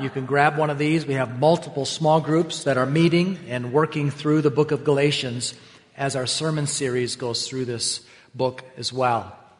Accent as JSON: {"language": "English", "region": "Wisconsin", "country": "United States", "tie": "born or raised there", "also_born_or_lived": "Minnesota", "said": "I grew up in Wisconsin and Minnesota. Our families moved frequently. And because my mom had horses, well, that meant we would never live in the city. We were always searching for a nice country home, often like an old farmhouse that needed to be updated."}